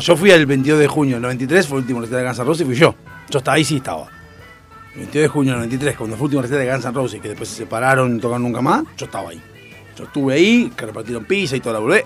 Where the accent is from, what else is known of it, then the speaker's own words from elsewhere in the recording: Argentina; somos argentinos